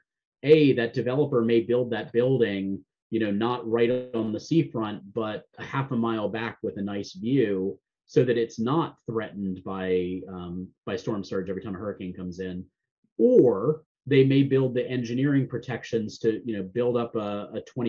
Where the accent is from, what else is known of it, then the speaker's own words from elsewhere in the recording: Florida, United States; I grew up in Florida